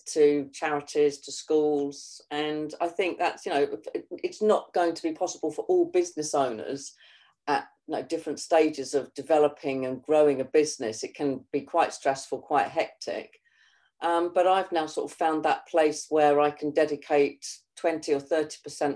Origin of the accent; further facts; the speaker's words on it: Kent, South East England, United Kingdom; This is where I was born and bred in Kent.